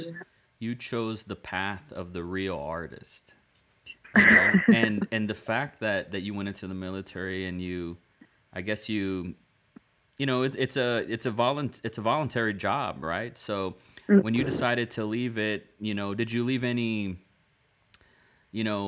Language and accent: English; Rio Grande Valley, South Texas, United States; I came from the Rio Grande Valley, South Texas. It's a border town.